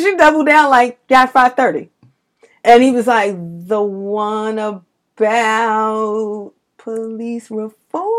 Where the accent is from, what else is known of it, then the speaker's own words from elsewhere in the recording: New York City, New York, United States; I'm from Bed Stuy